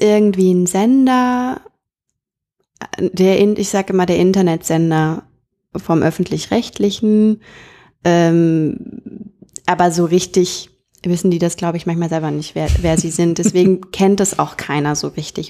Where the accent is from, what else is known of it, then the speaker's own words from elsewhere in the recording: North Rhine-Westphalia, Germany; moved away; bei uns in NRW äh, in der Kleinstadt, in der ich aufgewachsen bin